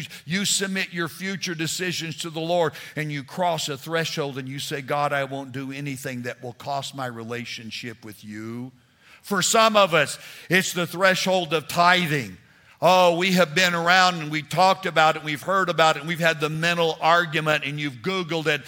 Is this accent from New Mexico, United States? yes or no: yes; New Mexico, United States; moved away as an adult; also born or lived in Texas; We were raised in New Mexico.